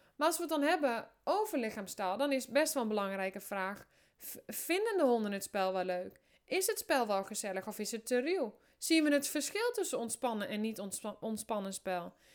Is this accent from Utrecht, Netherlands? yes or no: no; Drenthe, Netherlands; also born or lived in Amersfoort; ik kom uit Drenthe, ik woon in een hutje op de hei.